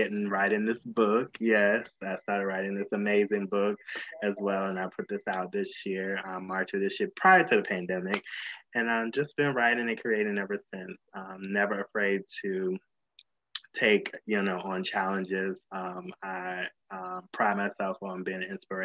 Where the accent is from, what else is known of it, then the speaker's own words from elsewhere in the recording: Virginia, United States; moved away as an adult; also born or lived in Washington, D.C. / Los Angeles; I was born in Washington, D.C., raised in Virginia